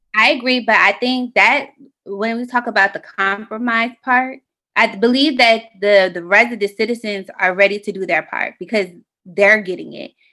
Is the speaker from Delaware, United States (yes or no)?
yes; Delaware, United States; also born or lived in Philadelphia, Pennsylvania / Middletown, Delaware; when I was ten years old, we moved to Delaware